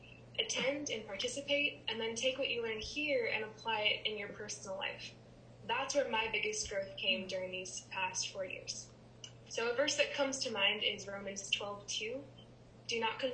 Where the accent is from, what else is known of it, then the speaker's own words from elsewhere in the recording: Wisconsin, United States; moved away as an adult; also born or lived in Lexington; I am from Wisconsin, that's where I am now